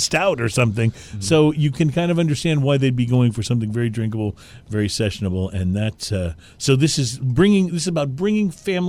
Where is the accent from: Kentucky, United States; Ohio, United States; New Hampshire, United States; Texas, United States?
Texas, United States; moved away as an adult; also born or lived in New England / Philadelphia / Washington, D.C. / New York; grew up in Texas, moved away, lived on the East Coast for like 15 years, the Upper East Coast, New England and Philadelphia and Washington, D.C., New York, and then moved back to Texas.